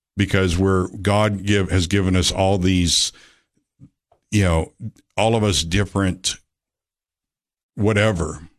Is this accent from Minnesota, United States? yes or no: no; Georgia, United States; moved away as an adult; also born or lived in California; I was born in California. I lived out there till I was about seven years old and moved out, uh, after my parents' divorce. I moved to Georgia with my father. And I was raised